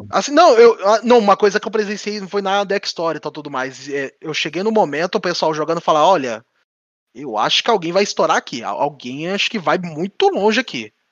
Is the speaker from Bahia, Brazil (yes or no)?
no; São Paulo, Brazil; que a gente é do ABC e tal. O ABC paulista aqui